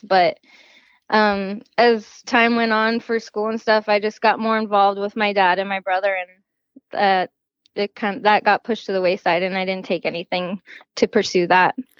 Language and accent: English; Gilbert, Arizona, United States; I was born in Gilbert, Arizona, and I have never moved anywhere else